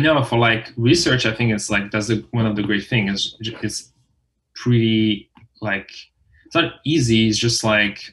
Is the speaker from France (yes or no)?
yes; France; moved away as an adult; now in United States; I'm French. You know, I was born and raised in France.